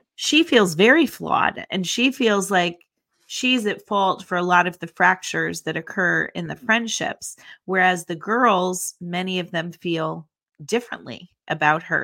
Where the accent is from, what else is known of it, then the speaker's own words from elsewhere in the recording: Northeast, United States; we don't use certain names in the Northeast that you guys use in the South